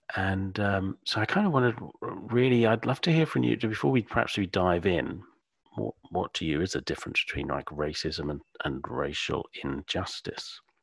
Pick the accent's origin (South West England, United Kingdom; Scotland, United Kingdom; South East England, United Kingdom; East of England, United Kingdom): East of England, United Kingdom; Suffolk; accent: British Suffolk; my British Suffolk accent.